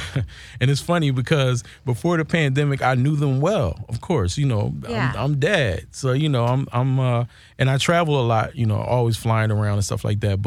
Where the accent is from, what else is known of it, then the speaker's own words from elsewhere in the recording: Philadelphia, Pennsylvania, United States; moved away as an adult; now in Los Angeles, United States; Philly born and raised